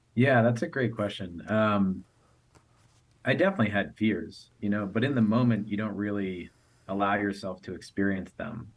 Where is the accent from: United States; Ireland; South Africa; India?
United States; I came from the United States